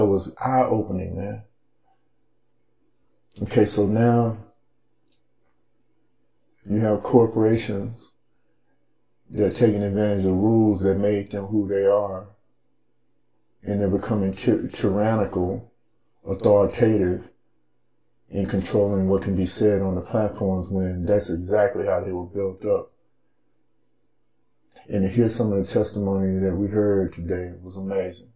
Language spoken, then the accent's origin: English; Dallas, Texas, United States; We're from Dallas.